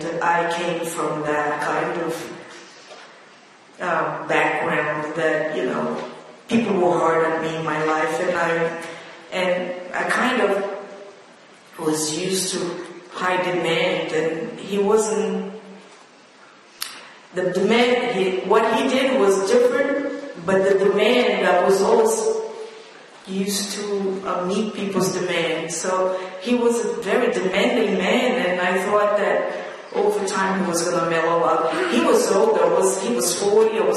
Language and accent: English; Rio de Janeiro, Brazil; now in New York, United States; I came from Rio de Janeiro, which is like New York.